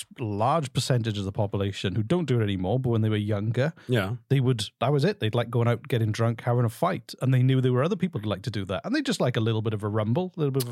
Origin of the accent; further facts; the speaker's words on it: United Kingdom; That's because I'm British.